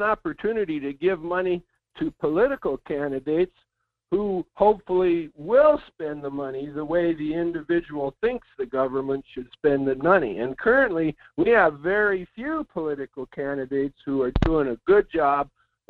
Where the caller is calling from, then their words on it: Fairbanks, Alaska, United States; This is … in Fairbanks.